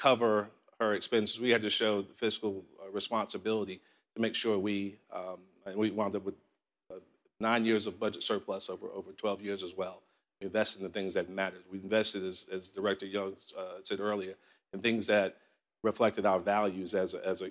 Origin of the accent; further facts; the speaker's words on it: New York City, New York, United States; now in Columbia, South Carolina, United States; I grew up in Southside, Jamaica, Queens